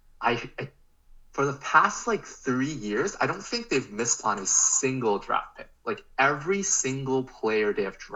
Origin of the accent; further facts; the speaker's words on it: Canada; we're Canadian